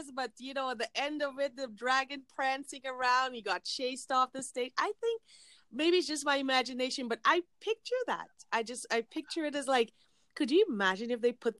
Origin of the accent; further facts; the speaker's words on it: Guyana; I'm from Guyana